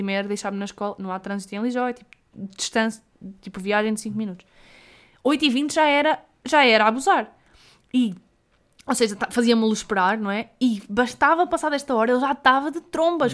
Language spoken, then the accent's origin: Portuguese; the North, Northern Portugal, Portugal; nós somos do Norte